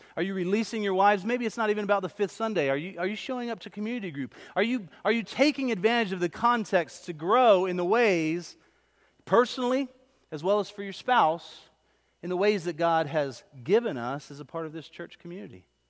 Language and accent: English; Pine Hills, the South, United States; I didn't grow up in Corinth. I grew up in Pine Hills.